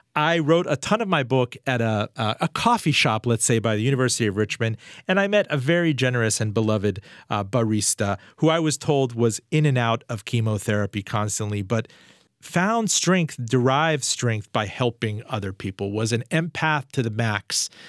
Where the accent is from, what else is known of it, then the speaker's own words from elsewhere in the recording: Iran; I mean, I'm from Iran, and I talked to my dad about his dad